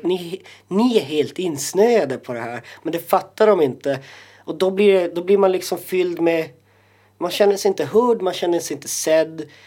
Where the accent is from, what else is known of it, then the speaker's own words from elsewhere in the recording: Jokkmokk, Norrbotten County, Sweden; moved away; also born or lived in Stockholm; jag känner mig mer eh, som same och som som eh, inlandsfödd liksom norrbottning